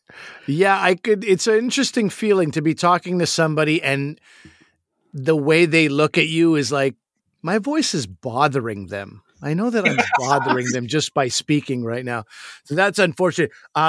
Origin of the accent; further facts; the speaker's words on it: South Shore of Montreal, Quebec, Canada; These are guys who I grew up with in the South Shore of Montreal.